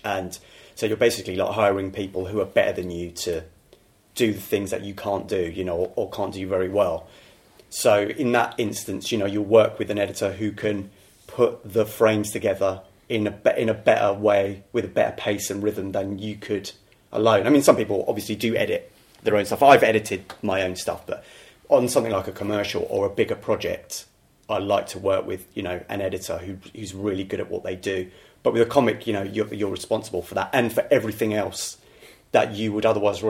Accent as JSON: {"language": "English", "region": "London", "country": "United Kingdom", "tie": "born there", "said": "Well, I'm from... I was born in King's College Hospital."}